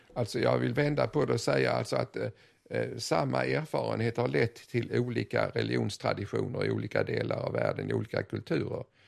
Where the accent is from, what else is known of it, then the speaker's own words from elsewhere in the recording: Sweden; vi som svenskar